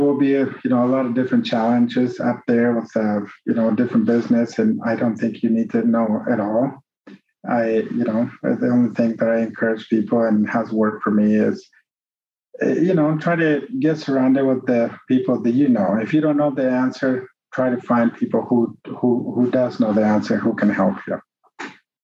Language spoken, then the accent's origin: English; Mexico; English is a second language; moved away; I'm from Mexico. I was born and raised